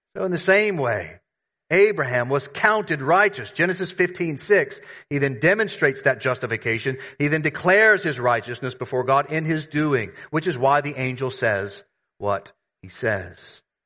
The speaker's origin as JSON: {"language": "English", "region": "the South", "country": "United States", "tie": "born or raised there", "moved": "yes", "said": "I grew up in the South, in the United States."}